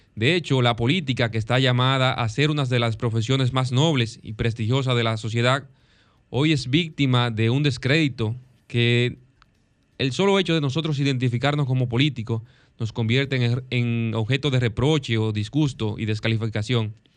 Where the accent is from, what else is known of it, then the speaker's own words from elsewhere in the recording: Dominican Republic; nuestro gran país, del país que amamos, la República Dominicana